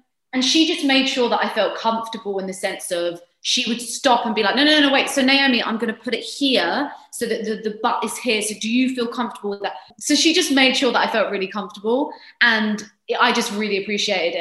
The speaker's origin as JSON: {"language": "English", "country": "United Kingdom", "said": "I'm British"}